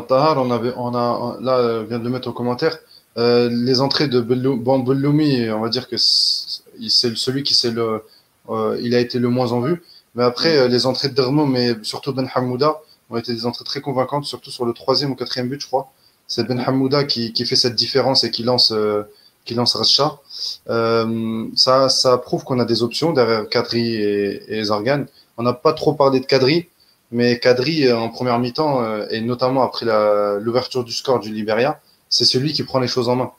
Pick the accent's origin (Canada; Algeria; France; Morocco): Algeria